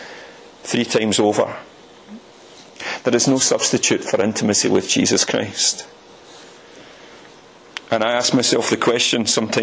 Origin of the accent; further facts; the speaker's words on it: Motherwell, Scotland, United Kingdom; also born or lived in France; I'm from Motherwell